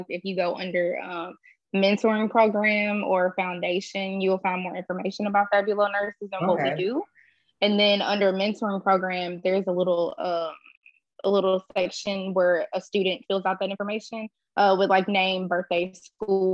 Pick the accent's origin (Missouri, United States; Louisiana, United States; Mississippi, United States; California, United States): Louisiana, United States; moved away as an adult; also born or lived in Houston; I'm from Louisiana, but I'm kind of like in the middle of relocating to Houston.